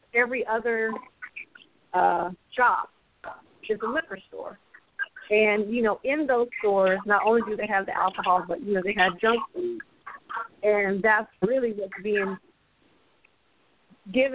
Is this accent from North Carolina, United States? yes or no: yes; North Carolina, United States; moved away as an adult; now in Richmond, United States; I'm originally from North Carolina. Currently, I'm in Richmond, California, but I work in Oakland